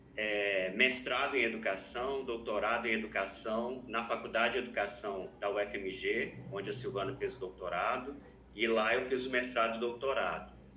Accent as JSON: {"language": "Portuguese", "region": "Minas Gerais", "country": "Brazil", "said": "Eu sou mineiro, né? E aí minha formação toda foi em Minas Gerais"}